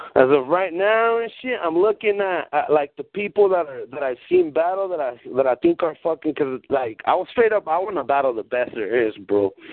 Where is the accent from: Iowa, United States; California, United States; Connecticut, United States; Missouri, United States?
California, United States; Watsonville; born or raised there; first language Spanish; English is a second language; also born or lived in Guadalajara, Mexico